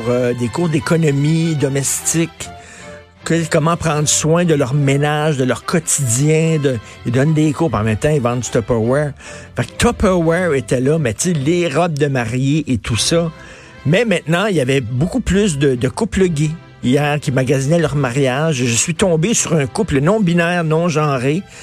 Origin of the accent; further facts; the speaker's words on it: Montreal, Quebec, Canada; Moi, j'ai grandi à Verdun